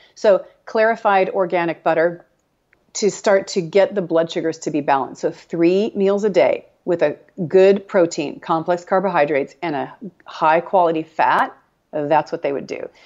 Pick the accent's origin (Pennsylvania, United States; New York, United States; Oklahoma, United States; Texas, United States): Texas, United States; I'm from Texas. We say cattywampus